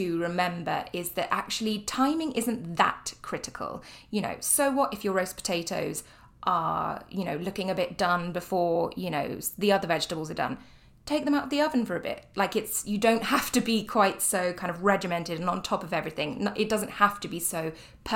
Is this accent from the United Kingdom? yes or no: yes; United Kingdom; moved away; I am British